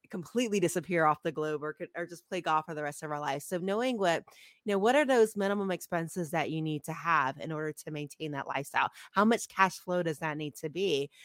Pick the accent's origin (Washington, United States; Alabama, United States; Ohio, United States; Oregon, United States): Ohio, United States; moved away; I grew up in Ohio